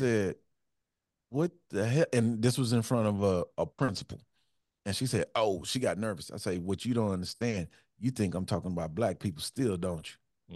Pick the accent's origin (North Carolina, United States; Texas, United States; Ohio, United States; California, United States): Texas, United States; Houston; I grew up in Fifth Ward.